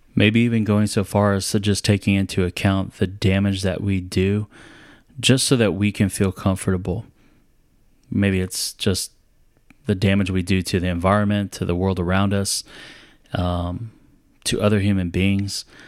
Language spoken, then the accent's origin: English; San Antonio, Texas, United States; I was from San Antonio